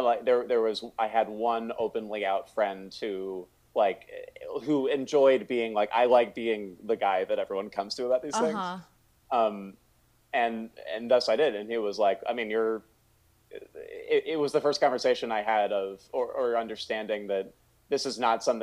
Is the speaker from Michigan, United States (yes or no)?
no; Northern Virginia, United States; I grew up in Northern Virginia